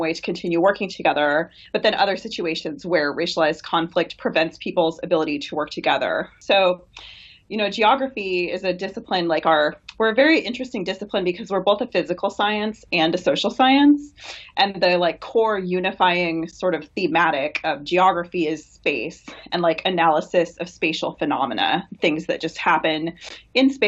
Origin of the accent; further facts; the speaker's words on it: Washington, United States; moved away; I'm from Washington State originally, so it's based where I grew up